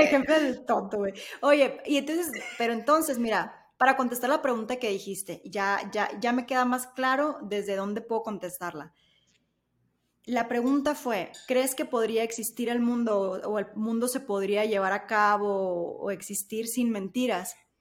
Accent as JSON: {"language": "Spanish", "region": "Sonora", "country": "Mexico", "moved": "yes", "lives_now": "Mexico City, Mexico", "said": "en el norte, al menos en Sonora, somos un poco más directos"}